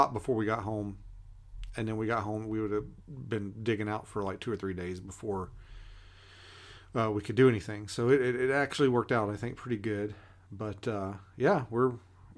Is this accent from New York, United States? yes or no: no; Kentucky, United States; moved away as an adult; now in Alaska, United States; I grew up in Kentucky. I left when I was 21